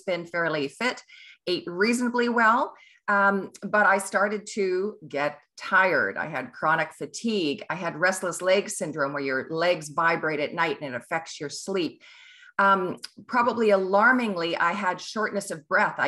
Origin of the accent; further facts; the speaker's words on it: Kelowna, British Columbia, Canada; also born or lived in Ottawa / New Zealand / England; now in Vancouver, Canada; I am a Kelowna girl. That's where I grew up and lived in Ottawa, New Zealand, England, around the world